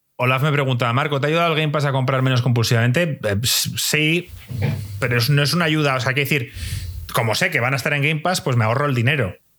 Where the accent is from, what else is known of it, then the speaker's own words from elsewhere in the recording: Spain; la gente aquí en España nos reuníamos y jugábamos al FIFA